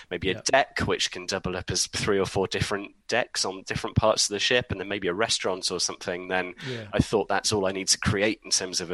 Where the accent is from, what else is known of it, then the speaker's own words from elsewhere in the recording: Leeds, Yorkshire and the Humber, United Kingdom; moved away as an adult; now in Oxfordshire, United Kingdom; I'm from Leeds originally, I live down in Oxfordshire now